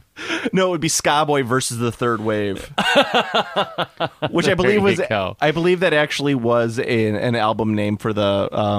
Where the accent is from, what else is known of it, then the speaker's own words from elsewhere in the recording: Chicago, Illinois, United States; we're from Chicago, we have an alderman